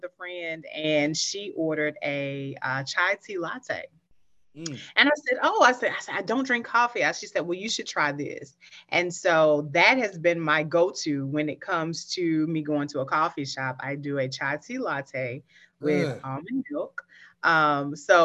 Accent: Picayune, Mississippi, United States; I'm originally from Picayune, Mississippi. I always like to shout out Picayune because that's home. That's where my upbringing is

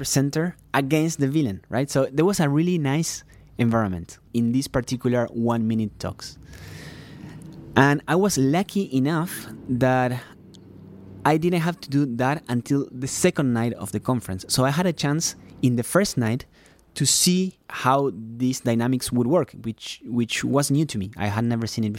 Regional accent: Uruguay; English is a second language; moved away; I am from Uruguay

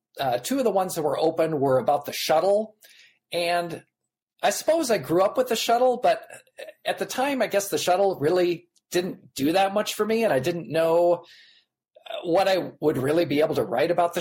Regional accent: Nebraska, United States; I grew up in Nebraska just by sheer coincidence

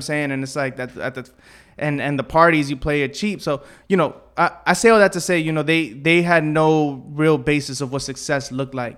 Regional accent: New York City, New York, United States; I grew up around here, you know what I'm saying? Like Bushwick, Southside, and then Bed Stuy

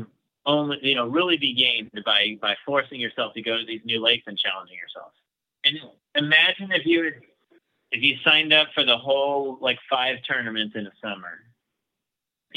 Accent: Kansas, United States; we're from Kansas

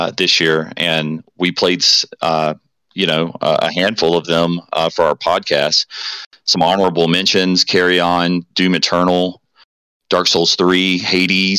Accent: the South, United States; I'm from the South

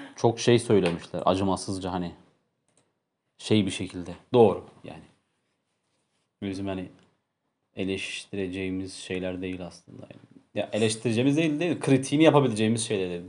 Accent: Turkey; biz bir Türk olarak

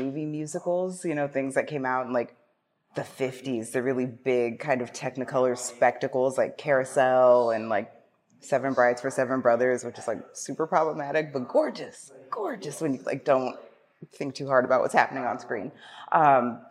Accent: Ohio, United States; moved away; I am from Ohio originally, and I worked at our local Renaissance Festival for some years

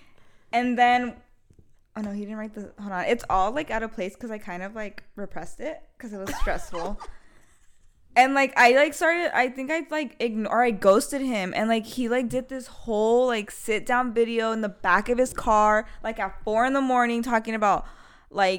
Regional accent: California, United States; I'm from California, born and raised

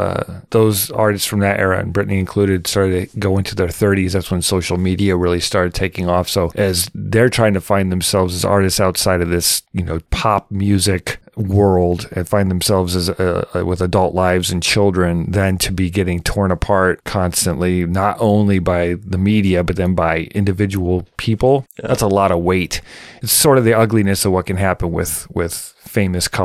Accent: United States

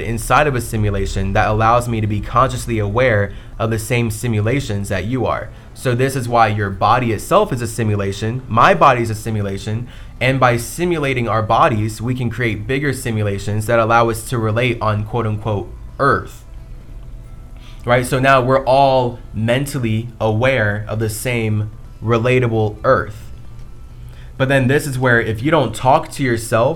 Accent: United States; I'm from America.

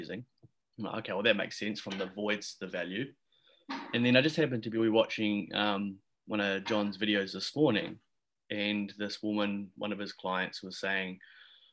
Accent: Christchurch, Canterbury, New Zealand; moved away as an adult; now in Bali, Indonesia; I'm currently in quarantine back in my hometown in Christchurch

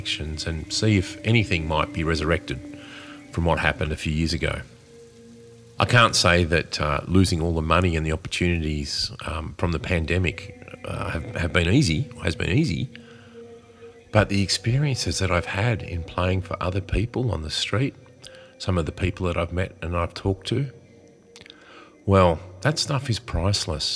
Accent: Australia; Being Australian

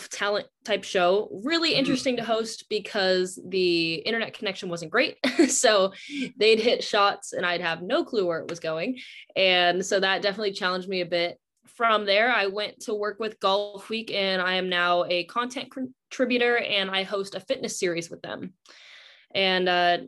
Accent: Southern Orange County, California, United States; I'm originally from Southern Orange County, California

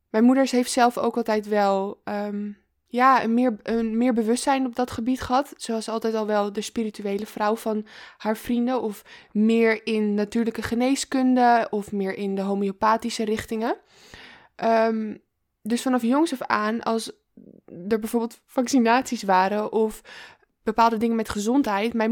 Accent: Amsterdam, North Holland, Netherlands; Ehm, ik ben zelf oh, ik ben geboren in Slotervaart.

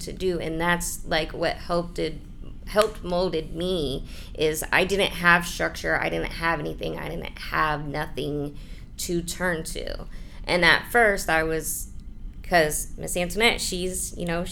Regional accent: Brevard County, Florida, United States; also born or lived in Orlando; I'm from Brevard County, so I was out here in Orlando

